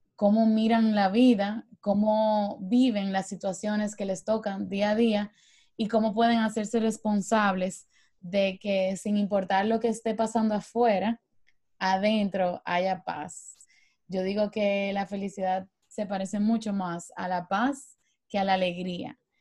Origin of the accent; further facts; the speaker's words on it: Dominican Republic; yo soy dominicana